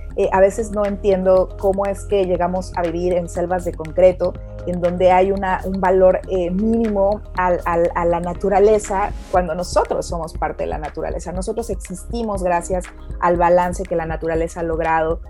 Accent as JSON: {"language": "Spanish", "country": "Mexico", "moved": "as an adult", "lives_now": "England, United Kingdom", "said": "Yo soy mexicana, también soy ahora nacionalizada británica. Llevo varios años viviendo en Inglaterra."}